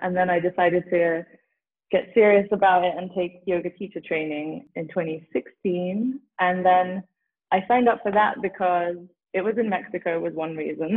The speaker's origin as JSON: {"language": "English", "region": "London", "country": "United Kingdom", "tie": "born or raised there", "moved": "yes", "lives_now": "Frederick, United States", "said": "growing up in london"}